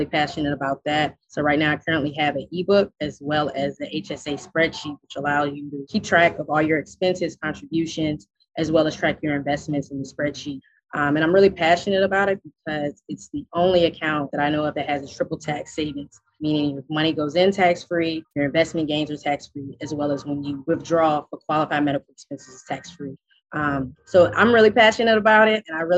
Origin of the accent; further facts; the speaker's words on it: Richmond, Virginia, United States; I'm from Richmond, Virginia.